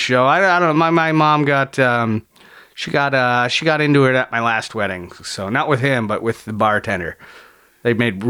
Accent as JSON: {"language": "English", "town": "St. Catharines", "region": "Ontario", "country": "Canada", "tie": "born or raised there", "said": "I grew up in a border town."}